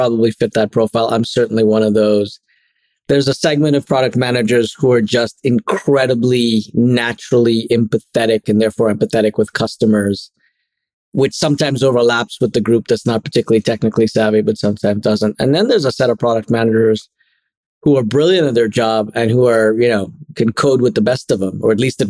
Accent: Trinidad & Tobago; moved away as an adult; also born or lived in Connecticut; now in São Paulo, Brazil; I was born and grew up through university, through college in Trinidad and Tobago.

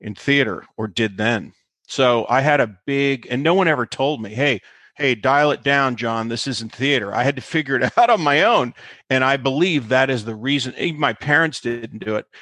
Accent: South Central Pennsylvania, United States; moved away; I grew up in South Central Pennsylvania

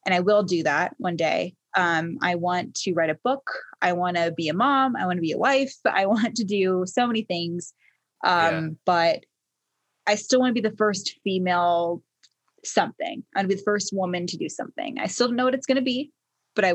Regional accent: Baltimore, Maryland, United States; I was born in Baltimore

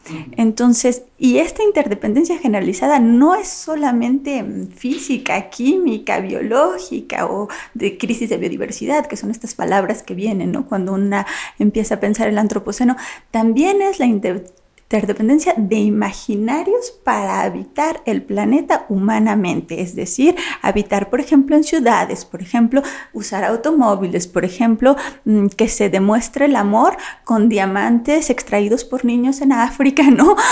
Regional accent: Mexico; soy mexicana

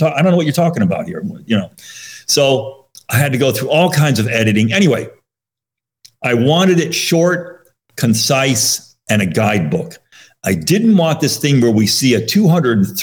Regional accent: Monroe, Connecticut, United States; where I grew up in Monroe, Connecticut.

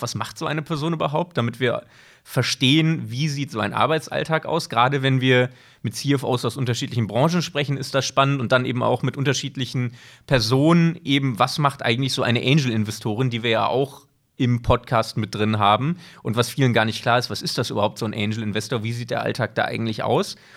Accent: Bochum, North Rhine-Westphalia, Germany; moved away as an adult; also born or lived in St. Gallen, Switzerland; now in Switzerland; Man hört es, ich komme nicht aus der Schweiz, sondern ich komme aus Deutschland, bin aber schon sehr, sehr lange hier beheimatet, nicht ganz so lange wie Dirk, aber doch mittlerweile seit zwölf Jahren. Ich bin ursprünglich aus Bochum, bin nach dem Abitur in die Schweiz gekommen

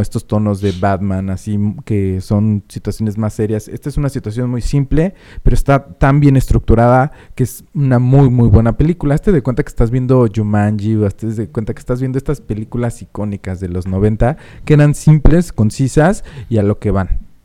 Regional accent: Mexico City, Mexico; also born or lived in Puebla; now in Phoenix, United States; yo soy de la Ciudad de México, pero me crié más en... Bueno, no me crié. La mitad de mi vida la viví en Puebla

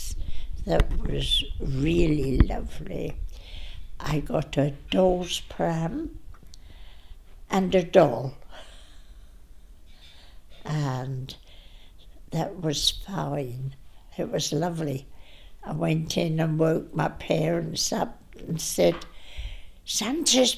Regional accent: England, United Kingdom; also born or lived in Hilton, East Ross; now in Scotland; I'm from England

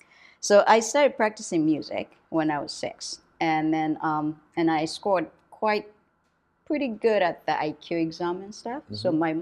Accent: Yokohama, Kanagawa, Japan; moved away; also born or lived in Matsuyama, Ehime; I grew up there till like I turned 10, 11.

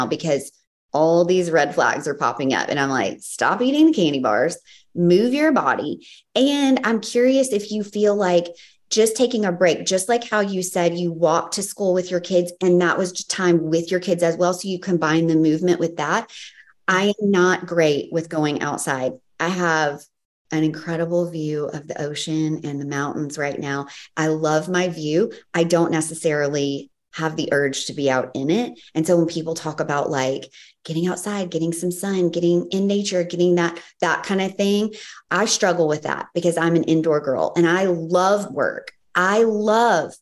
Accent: the South, United States; I'm from the South.

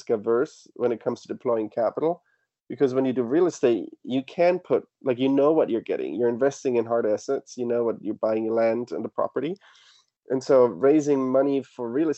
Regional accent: Germany; moved away; also born or lived in Australia; I studied abroad in Australia, but I grew up in Germany

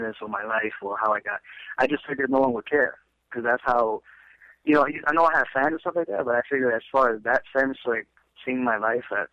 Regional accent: New York City, New York, United States; I came from Brooklyn

